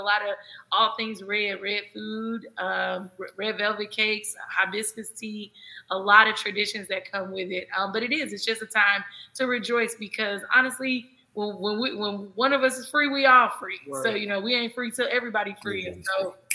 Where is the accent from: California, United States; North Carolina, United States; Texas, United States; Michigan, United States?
Texas, United States; David and I, we both are born and raised in Texas